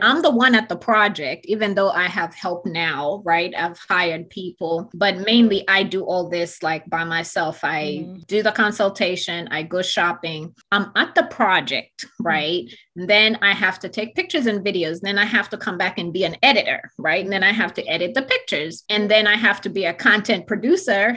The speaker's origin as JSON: {"language": "English", "country": "Uganda", "tie": "born or raised there", "moved": "yes", "said": "I grew up in Uganda, very different lifestyle. I grew up in boarding school"}